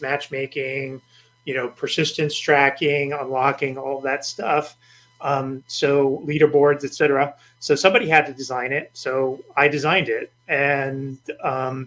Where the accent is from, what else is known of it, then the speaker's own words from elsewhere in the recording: outside Boston, Massachusetts, United States; moved away; also born or lived in New Jersey / New York; I was born in New Jersey, grew up outside Boston, went to school in New York